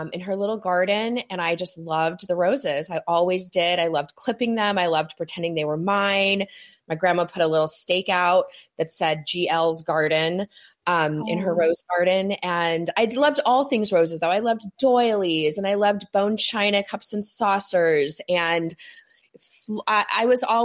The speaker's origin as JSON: {"language": "English", "region": "California", "country": "United States", "also_born_or_lived": "New York City / New Jersey", "moved": "as an adult", "said": "I'm from California, but I lived on the East Coast for many years"}